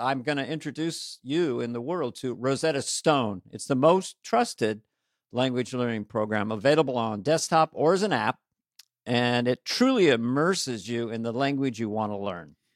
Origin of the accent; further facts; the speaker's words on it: Montana, United States; I'm from Montana